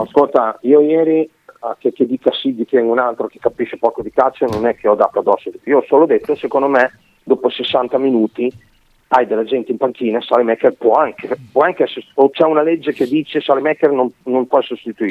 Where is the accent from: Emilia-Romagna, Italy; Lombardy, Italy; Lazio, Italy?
Emilia-Romagna, Italy; Bologna; c'è un documento che attesta che io sono nato a Bologna